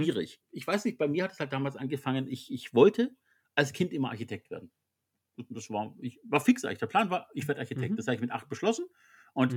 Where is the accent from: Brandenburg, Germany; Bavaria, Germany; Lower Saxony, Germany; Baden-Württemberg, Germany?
Baden-Württemberg, Germany; Swabia; als Schwabe